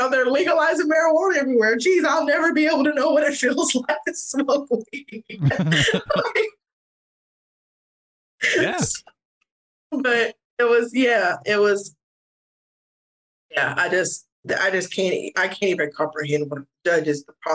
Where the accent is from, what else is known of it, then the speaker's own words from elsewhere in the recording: the South, United States; I'm from the South